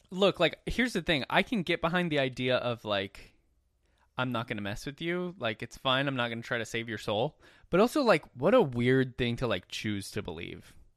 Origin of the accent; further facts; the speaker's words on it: Minnesota, United States; growing up in Minnesota